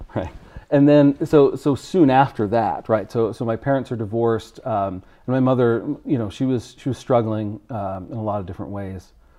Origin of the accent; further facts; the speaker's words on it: Connecticut, United States; I was born in Connecticut